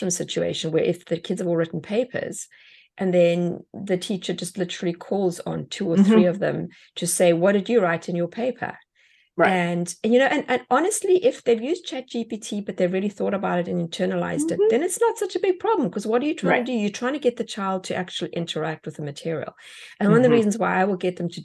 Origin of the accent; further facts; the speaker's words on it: South Africa; moved away; Being an immigrant myself, I mean, even the way we spell words in South Africa is different to the way you spell words here.